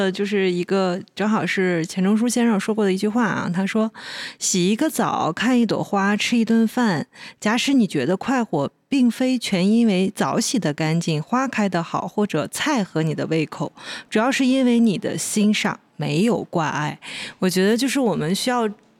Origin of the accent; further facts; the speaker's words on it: Northeast China, China; 我们东北人不这么说话。